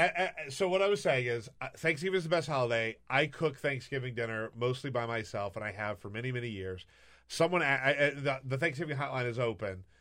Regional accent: the South, United States; also born or lived in Florida; I'm from the South

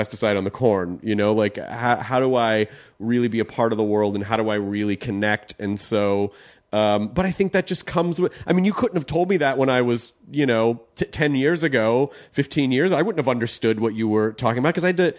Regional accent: the South, United States; And you know, like I grew up in the South

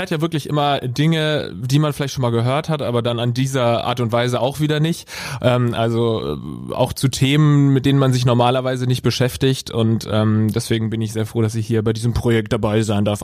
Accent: Sinsheim, Baden-Württemberg, Germany; Ich komme äh, aus Baden. Ich bin in Sinsheim geboren und das ist alles so ein bisschen an der Grenze zwischen Baden und Schwaben.

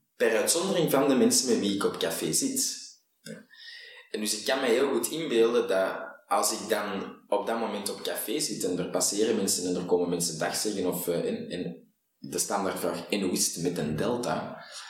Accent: Antwerp, Flanders, Belgium; ik ben een Antwerpenaar

